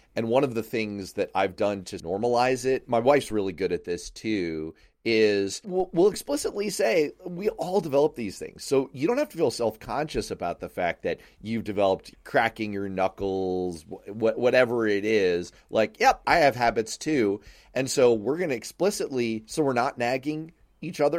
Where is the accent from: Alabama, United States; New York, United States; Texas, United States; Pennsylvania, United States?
New York, United States; New York City; I grew up in Manhattan.